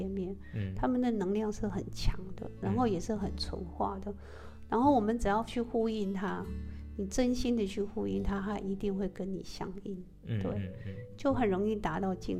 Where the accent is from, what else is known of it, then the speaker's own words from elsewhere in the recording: Taiwan; 一般呃，我们台湾人比较信奉的就是呃佛陀嘛，OK，你可以念阿弥陀佛。